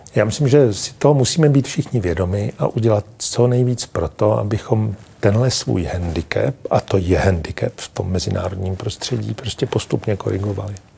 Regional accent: Czechia

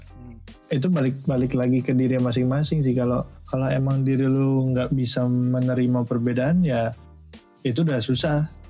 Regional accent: Java, Indonesia; gue orang Jawa

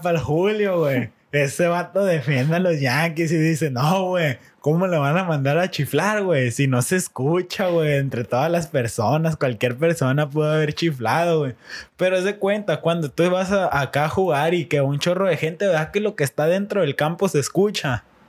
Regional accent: Mexico; nosotros como mexicanos

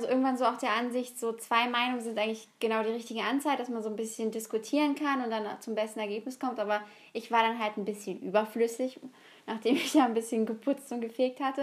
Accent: Germany

